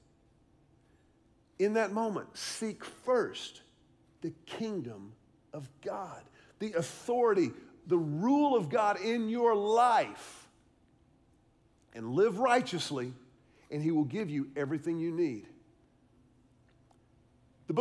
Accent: Houston, Texas, United States; also born or lived in Austin, Texas; I grew up in Houston

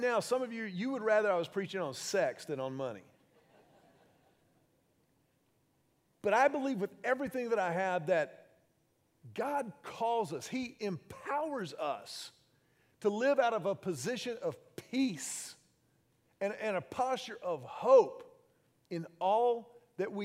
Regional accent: Houston, Texas, United States; When I was 16 years old, I was growing up in Houston

